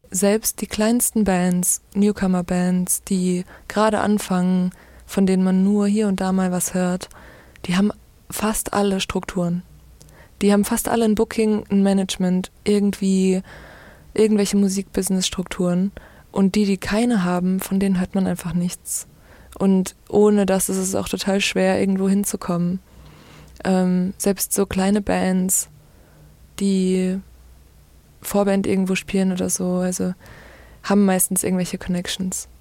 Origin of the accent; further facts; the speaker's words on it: Duisburg, North Rhine-Westphalia, Germany; moved away as an adult; also born or lived in Kiel; Ich bin in Duisburg aufgewachsen und bin zum Studium nach Kiel gezogen und habe relativ lange da gewohnt.